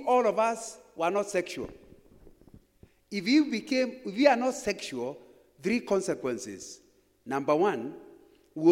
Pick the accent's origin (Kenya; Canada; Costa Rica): Kenya; Kikuyuland, Central Kenya; When I was growing up in Kikuyuland, if you came to my village in the late 1950s